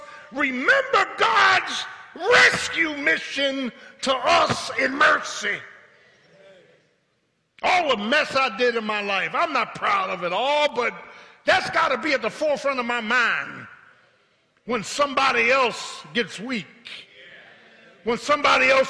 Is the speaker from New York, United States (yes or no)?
no; Philadelphia, Pennsylvania, United States; I'm from South Philly